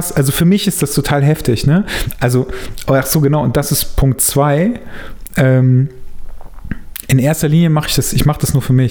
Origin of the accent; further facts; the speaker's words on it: Germany; Ich bin Deutscher, deswegen